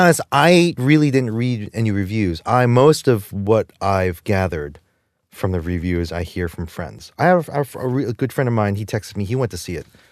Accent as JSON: {"language": "English", "town": "Jersey City", "region": "New Jersey", "country": "United States", "said": "I'm from Jersey. I'm from the ass end of Jersey City."}